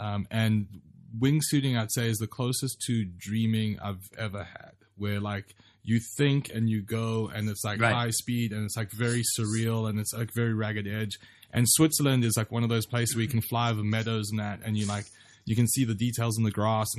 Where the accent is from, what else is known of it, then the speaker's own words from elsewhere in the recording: Durban, KwaZulu-Natal, South Africa; it's my hometown where I grew up. The best way to think of Durban is Hawaii.